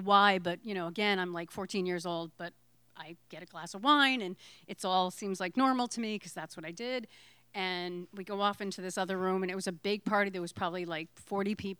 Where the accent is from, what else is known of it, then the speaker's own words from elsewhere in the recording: Connecticut, United States; now in Provincetown, United States; I'm from Connecticut